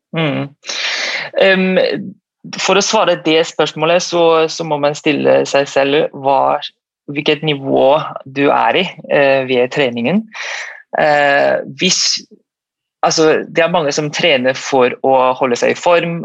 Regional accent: Malaysia; also born or lived in St. Petersburg, Russia; now in Norway; Jeg er opprinnelig fra Malaysia.

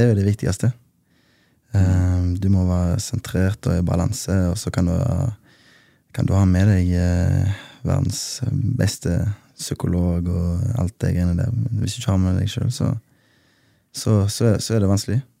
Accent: Haugesund, Rogaland, Norway; jeg er fra Bleikmyr. Uh, Gettoen i Haugesund, som vi kaller det

